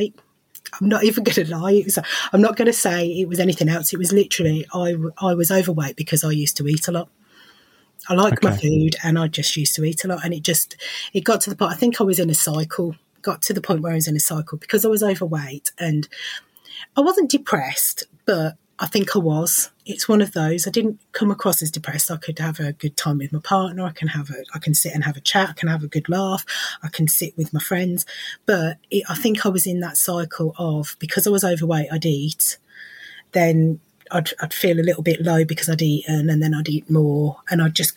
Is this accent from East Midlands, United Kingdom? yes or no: yes; Lincolnshire, East Midlands, United Kingdom; moved away as an adult; now in Birmingham, United Kingdom; I'm from Lincolnshire. I moved to Birmingham over 20 years ago